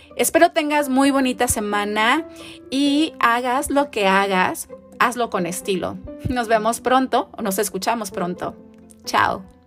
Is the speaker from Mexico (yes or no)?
yes; Tijuana, Baja California, Mexico; soy tijuanense